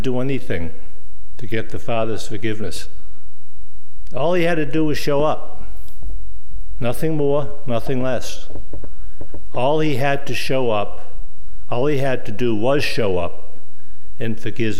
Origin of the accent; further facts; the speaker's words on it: Boston, Massachusetts, United States; moved away; I come from Boston, and I'm proud of it